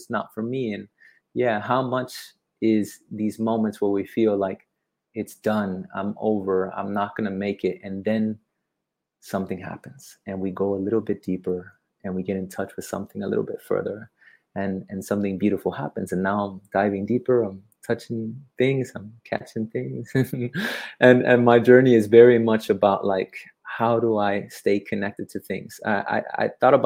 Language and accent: English; Miami, Florida, United States; also born or lived in Hawaii; now in Bali, Indonesia; I'm from Miami. I lived in the Florida Keys. I lived in Hawaii for some time, and now I live in the coast of Bali